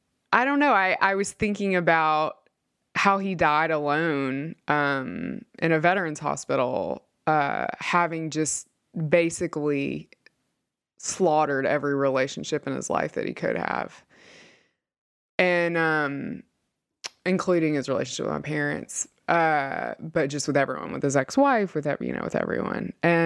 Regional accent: Mississippi, United States; He was very devoted to the church that I grew up in Mississippi.

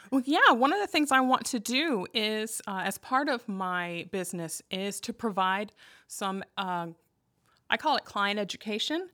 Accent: Arlington, Virginia, United States; moved away as an adult; also born or lived in Loudoun County, Virginia; now in Denton, Maryland, United States; was born and raised in Arlington, and I've spent most of my life in Northern Virginia

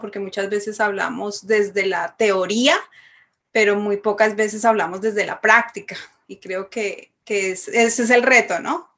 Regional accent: Bogotá, Colombia; moved away; soy de Bogotá, Colombia.

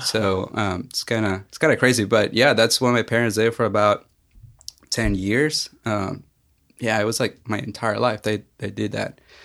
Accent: Mexico; now in Knoxville, United States; I'm originally from Mexico

